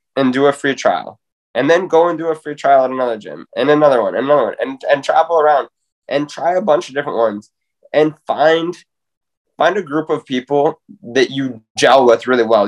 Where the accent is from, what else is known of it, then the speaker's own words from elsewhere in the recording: Spruce Grove, Alberta, Canada; bring this back to my hometown